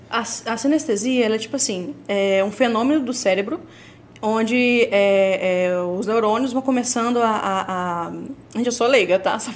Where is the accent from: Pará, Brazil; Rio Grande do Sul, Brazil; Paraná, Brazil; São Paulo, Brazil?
São Paulo, Brazil; Minha família é toda do Nordeste, só bem dizer eu que sou, sou de São Paulo.